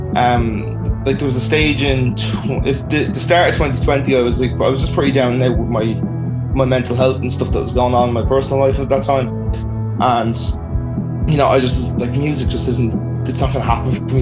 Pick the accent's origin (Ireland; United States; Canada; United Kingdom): Ireland; Dublin, Leinster; I'm from Blanchardstown, Dublin. Um, I grew up in the suburbs